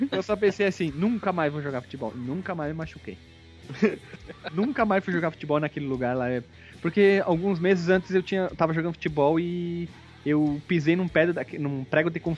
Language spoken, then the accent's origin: Portuguese; Barbacena, Minas Gerais, Brazil; Lá na minha cidade, em Barbacena, quando a pessoa te via, ela tinha que gritar o teu nome.